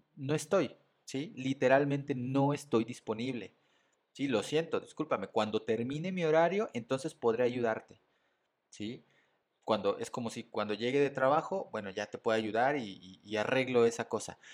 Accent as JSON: {"language": "Spanish", "region": "Mexico City", "country": "Mexico", "said": "soy mexicano, soy de la Ciudad de México"}